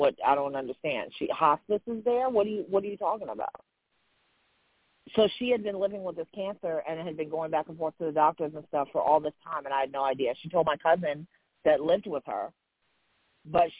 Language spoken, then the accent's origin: English; New York City, New York, United States; I'm from Jamaica, Queens, too, boo. We're from the same hood